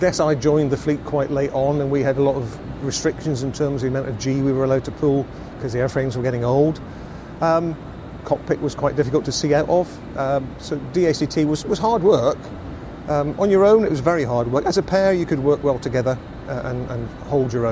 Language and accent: English; Glasgow, Scotland, United Kingdom; Growing up in Glasgow, my mum and dad's house was right under the approach path to Glasgow Airport